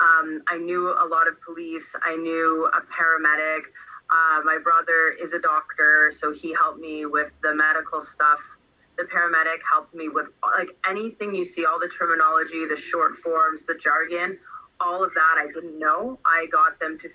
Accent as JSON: {"language": "English", "town": "Toronto", "region": "Ontario", "country": "Canada", "tie": "born or raised there", "said": "And I grew up in Toronto, so I'm from Toronto, and I spent the majority of my life there"}